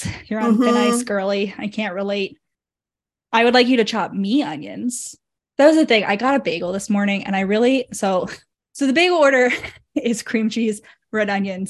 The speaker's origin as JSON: {"language": "English", "region": "Northeast", "country": "United States", "tie": "born or raised there", "said": "I grew up in the Northeast"}